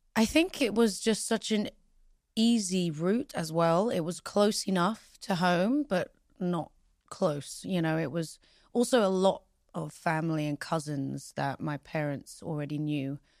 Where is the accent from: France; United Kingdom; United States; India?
United Kingdom; London; also born or lived in Pristina, Kosovo; I am English. I mean, I was raised here. This is my home